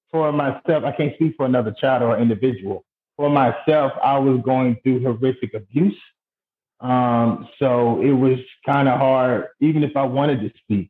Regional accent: New York City, New York, United States; growing up in Brooklyn, New York

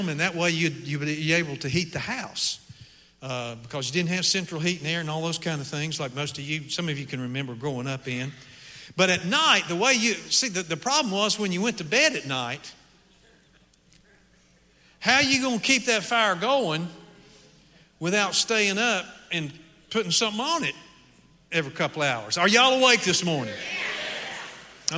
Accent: Appalachian Mountains, United States; moved away; I grew up in the Appalachian Mountains

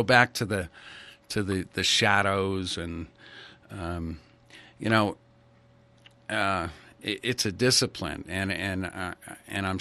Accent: Ridgefield, Connecticut, United States; I grew up in Ridgefield, Connecticut

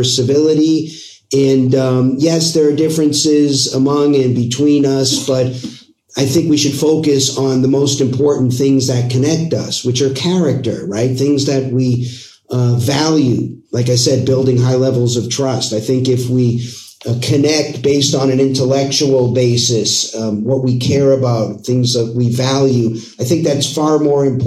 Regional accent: Boston, Massachusetts, United States; also born or lived in Los Angeles; now in Arizona, United States; I'm originally from Boston

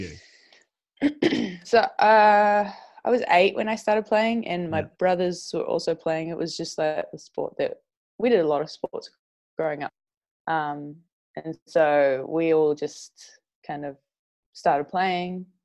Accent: Whangarei, Northland, New Zealand; So I'm from Whangarei, New yep. Zealand.

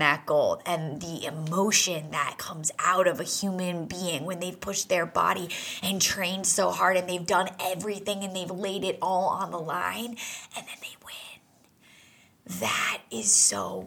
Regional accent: New England, United States; I grew up in New England

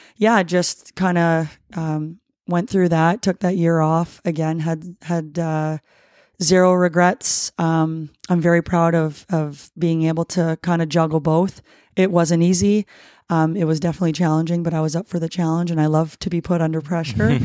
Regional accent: Ruthven, Ontario, Canada; moved away as an adult; also born or lived in Windsor, Ontario / Leamington, Ontario; now in White Rock, Canada; born and raised in, uh, Windsor, Ontario. Um, I say Windsor because if I say where I was really born and raised, people wouldn't know where that is. Um, I was actually Ruthven

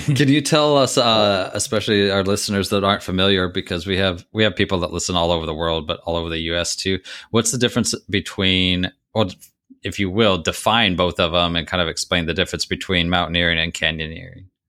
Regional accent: Missouri, United States; moved away; I grew up in Missouri

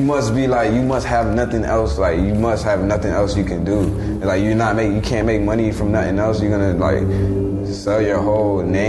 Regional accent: Miami, Florida, United States; where I'm from Miami.

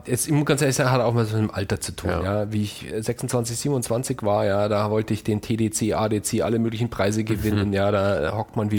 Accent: Munich, Bavaria, Germany; als Münchner

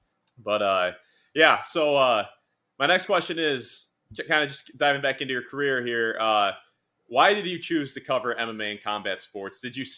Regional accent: Wisconsin, United States; my home state school

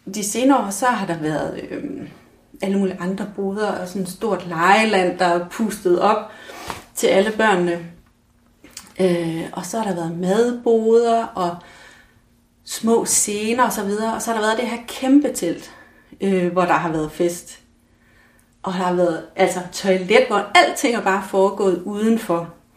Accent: Mols, Central Denmark Region, Denmark; moved away as an adult; da jeg flyttede fra Mols

